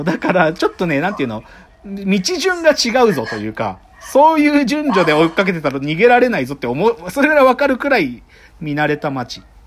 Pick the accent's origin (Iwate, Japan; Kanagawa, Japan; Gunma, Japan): Gunma, Japan; Maebashi; 物語の半分で出てくるのって、僕が生まれ育った町なんだよ